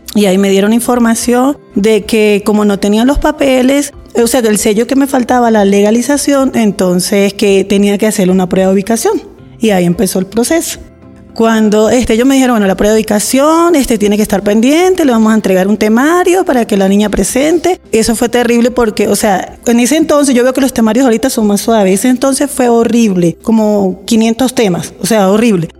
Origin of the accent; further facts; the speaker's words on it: San Cristóbal, Táchira, Venezuela; moved away as an adult; vengo de San Cristóbal y llegué en el 2019.